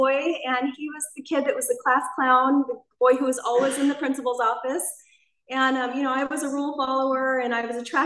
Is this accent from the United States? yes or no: yes; Anaheim, California, United States; I actually grew up here in Orange County. I grew up in Anaheim Hills